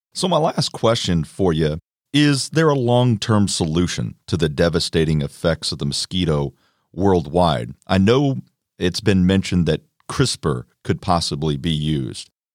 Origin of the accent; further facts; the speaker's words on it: Quincy, Illinois, United States; my hometown of Quincy